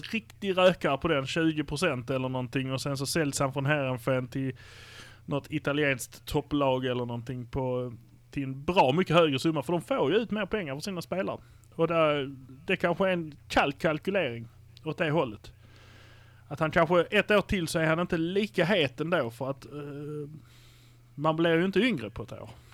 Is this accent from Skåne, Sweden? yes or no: yes; Malmö, Skåne, Sweden; Vi är från Malmö